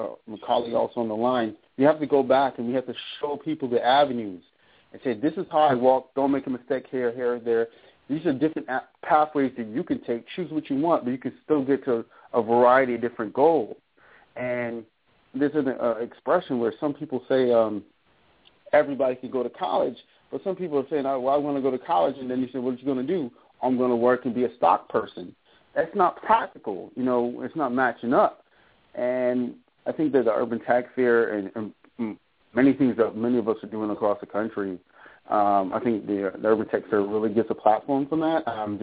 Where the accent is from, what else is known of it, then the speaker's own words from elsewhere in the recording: Boston, Massachusetts, United States; also born or lived in Caribbean / Barbados / Dallas / Houston; I am from Boston, grew up in New England. I'm originally from the Caribbean, so I'm a West Indian Black American